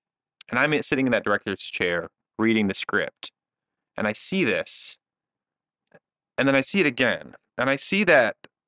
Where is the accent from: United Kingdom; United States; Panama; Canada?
Canada; So I'm a Canadian man.